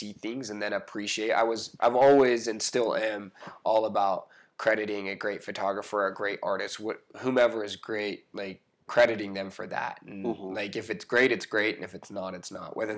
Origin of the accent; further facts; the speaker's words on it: Utah, United States; growing up in Utah, you can be said to have lived in a bubble